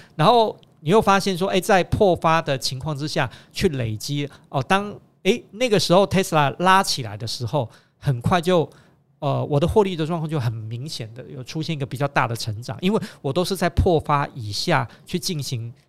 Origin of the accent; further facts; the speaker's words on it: Taiwan; 因为我们是台湾人